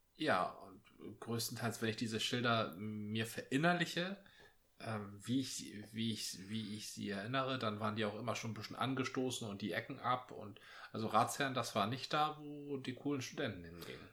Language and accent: German; Northern Germany, Germany; bei uns im Norden